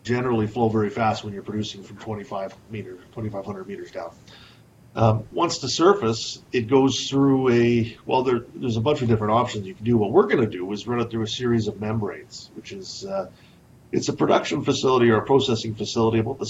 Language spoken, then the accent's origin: English; Saskatchewan, Canada; moved away as an adult; also born or lived in Calgary; I was raised in Saskatchewan